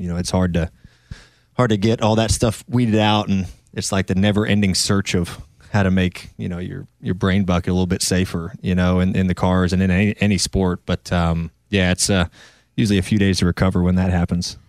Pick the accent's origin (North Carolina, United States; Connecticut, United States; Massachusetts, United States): North Carolina, United States; also born or lived in Ohio; I grew up in North Carolina, but I'm from Ohio